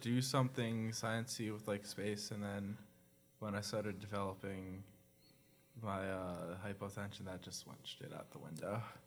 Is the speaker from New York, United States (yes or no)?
yes; New York, United States; I'm from New York